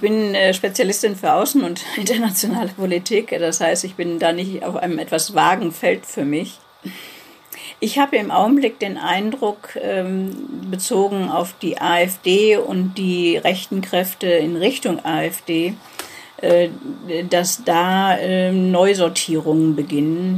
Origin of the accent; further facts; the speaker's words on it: Ruhr area, North Rhine-Westphalia, Germany; now in Chemnitz, Germany; Ich komme aus dem Ruhrgebiet, äh, bin damit fast schon aufgewachsen